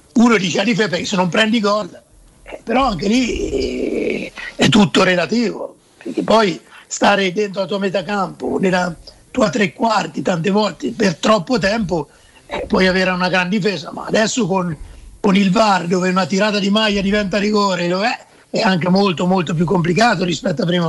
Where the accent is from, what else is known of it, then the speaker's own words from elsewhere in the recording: Perugia, Umbria, Italy; also born or lived in Terni; da Perugino credo di essere uno dei pochi non voglio dire apprezzato, però sopportato a Terni